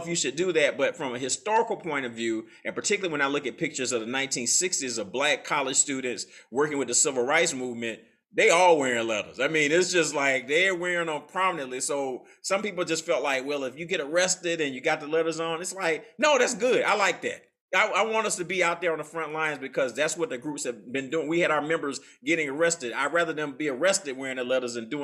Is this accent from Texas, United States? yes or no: no; Atlanta, Georgia, United States; now in New Orleans, United States; my hometown of Atlanta